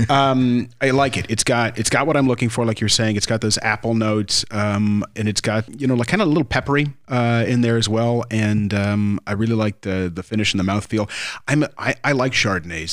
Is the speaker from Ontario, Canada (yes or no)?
yes; Ontario, Canada; now in Jamaica; I come from Ontario, Canada